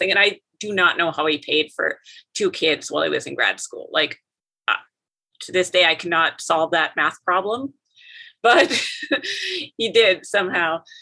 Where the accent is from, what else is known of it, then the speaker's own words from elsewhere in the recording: near Fargo, Minnesota / North Dakota border, United States; moved away as an adult; now in Kansas, United States; I'm from Minnesota okay. in North Dakota, so I kind of grew up between you know on the border, kind of in the Minnesota side first, and then later in high school we moved to North Dakota, and then I was on the North Dakota side.